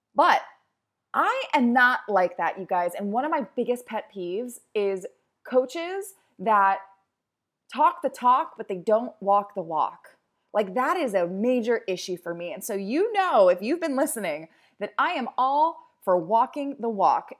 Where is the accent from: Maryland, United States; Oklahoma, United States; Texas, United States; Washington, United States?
Maryland, United States; Baltimore; also born or lived in New York; now in California, United States; I am originally from Baltimore